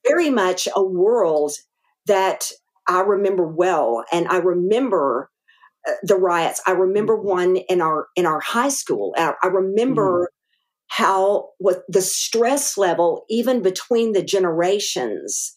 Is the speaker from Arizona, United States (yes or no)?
no; Arkadelphia, Arkansas, United States; accent: Arkansas; moved away; also born or lived in Green Bay, Wisconsin / Texas; Arkadelphia was our hometown